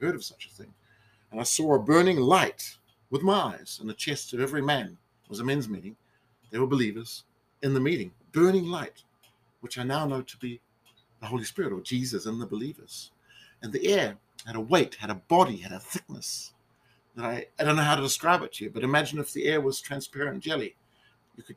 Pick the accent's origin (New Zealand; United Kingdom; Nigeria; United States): New Zealand; a restaurant in my hometown